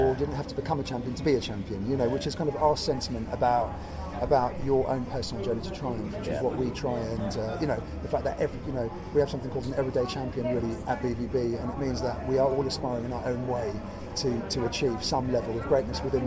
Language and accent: English; England, United Kingdom; I was born here and I grew up here and I see myself as British